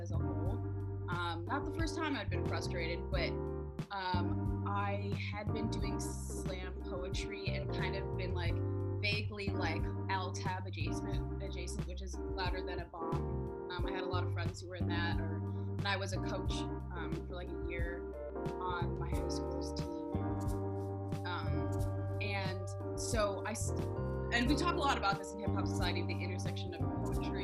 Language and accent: English; Chicago, Illinois, United States; I'm from Chicago